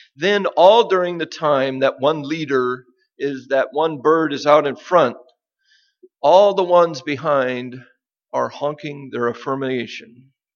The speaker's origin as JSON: {"language": "English", "region": "Nebraska", "country": "United States", "tie": "born or raised there", "moved": "yes", "said": "the land where I grew up in Nebraska"}